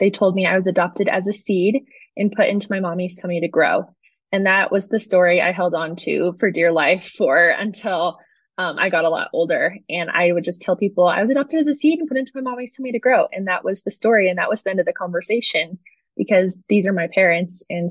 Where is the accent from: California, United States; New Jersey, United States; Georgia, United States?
California, United States; San Diego County; now in Colorado Springs, United States; I'm originally from San Diego County, and I now live in Colorado Springs